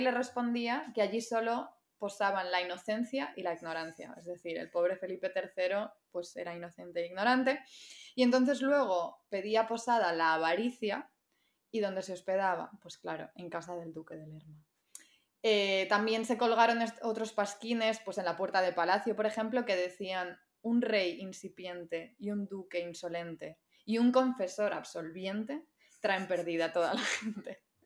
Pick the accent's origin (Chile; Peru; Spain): Spain; Madrid, Community of Madrid; also born or lived in Andalusia (family); Yo nací en Madrid